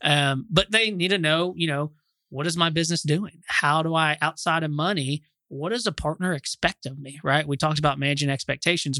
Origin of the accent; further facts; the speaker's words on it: Austin, Texas, United States; also born or lived in Dallas; now in Fort Worth, United States; I'm from Austin originally